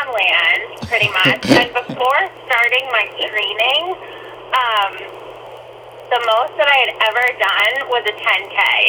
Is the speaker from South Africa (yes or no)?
no; Connecticut, United States; moved away as an adult; now in Boston, United States; growing up in Connecticut